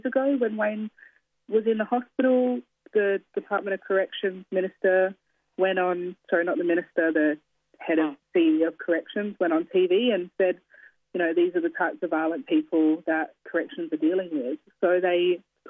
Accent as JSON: {"language": "English", "area": "Kaurna land", "region": "South Australia", "country": "Australia", "tie": "born or raised there", "also_born_or_lived": "New South Wales", "moved": "as an adult", "lives_now": "Sydney, Australia", "said": "We grew up on Kaurna land"}